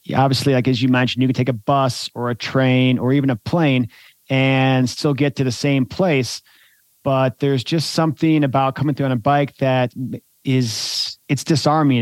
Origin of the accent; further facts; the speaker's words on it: United States; as an American